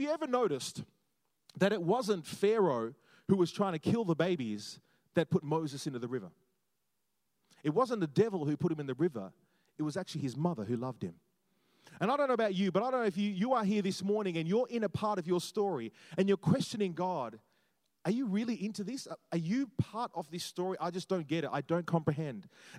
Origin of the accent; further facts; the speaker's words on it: Jamaica; also born or lived in Australia; I loved growing up in all those different places because, you know, growing up in Australia was cool because I was like the Jamaican guy, which is kind of cool.